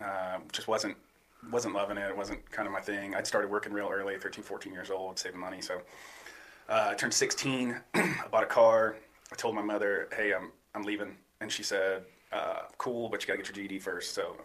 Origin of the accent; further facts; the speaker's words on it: St. Simons Island, Georgia, United States; also born or lived in Maine / Massachusetts / Maryland / Florida; I grew up in Georgia. Southeast Georgia, on an island called St. Simon's Island. Awesome place to grow up.